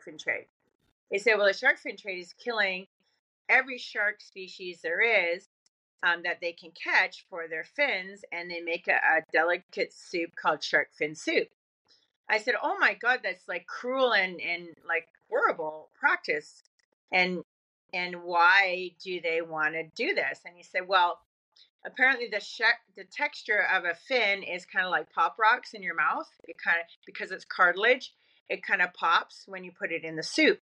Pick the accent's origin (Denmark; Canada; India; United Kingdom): Canada; I grew up in nature in Canada.